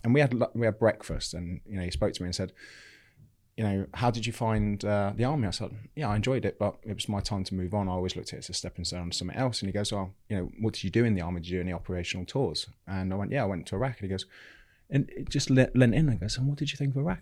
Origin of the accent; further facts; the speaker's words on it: Bognor Regis, South East England, United Kingdom; I grew up in, in Bognor Regis in West Sussex. I still live in Bognor Regis now.